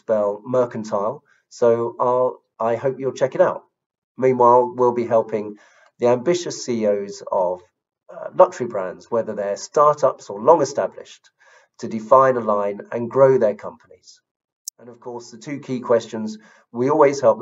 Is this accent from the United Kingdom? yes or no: yes; London, United Kingdom; I come from South London. Maybe you can tell from my accent